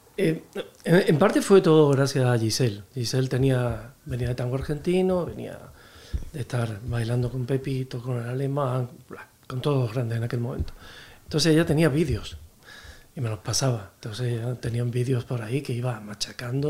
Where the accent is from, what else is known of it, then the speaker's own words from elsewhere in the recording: Alcalá de Guadaíra, Andalusia, Spain; moved away as an adult; also born or lived in London; now in Madrid, Spain; se me quedaba pequeño mi pueblo, que era Alcalá de Guadaira, de Sevilla.